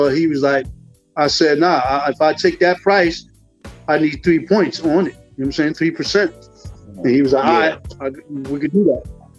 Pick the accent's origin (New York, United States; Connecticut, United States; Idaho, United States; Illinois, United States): Connecticut, United States; Bridgeport; Now I'm thinking, like, okay, if they find out I'm from Bridgeport, they might just text me on the project.